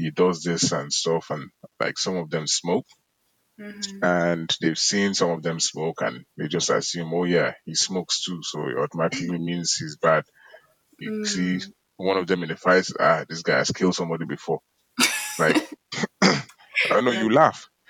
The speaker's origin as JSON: {"language": "English", "town": "Cork", "region": "Munster", "country": "Ireland", "tie": "born or raised there", "also_born_or_lived": "Galway", "said": "I grew up in Cork"}